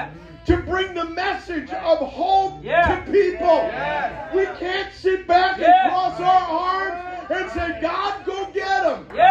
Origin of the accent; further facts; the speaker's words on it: Minneapolis–Saint Paul, Minnesota, United States; moved away; I grew up in the Twin Cities